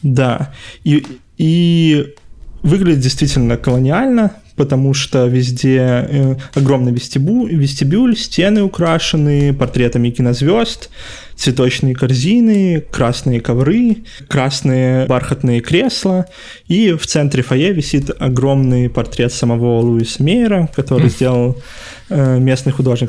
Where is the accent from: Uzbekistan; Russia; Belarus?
Belarus; мы, как белорусы